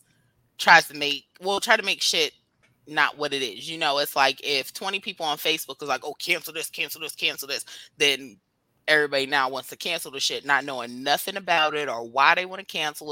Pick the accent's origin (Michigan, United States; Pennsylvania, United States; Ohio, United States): Ohio, United States; Youngstown; now in Atlanta, United States; I'm from Youngstown as well, living in Atlanta